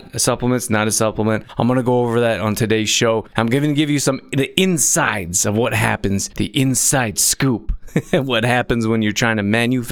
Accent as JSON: {"language": "English", "town": "Calgary", "region": "Alberta", "country": "Canada", "tie": "born or raised there", "lives_now": "Olds, Canada", "said": "where I grew up in Calgary, Alberta"}